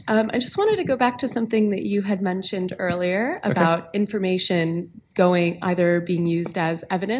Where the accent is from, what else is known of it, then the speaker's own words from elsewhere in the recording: United States; moved away; so I'm originally from the States, but I live here.